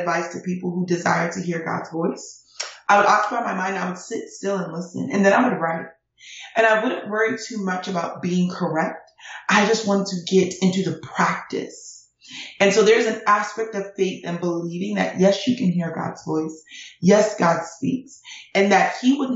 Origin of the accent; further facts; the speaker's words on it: United States; also born or lived in Nigeria; I came to America from Nigeria when I was 5 months old.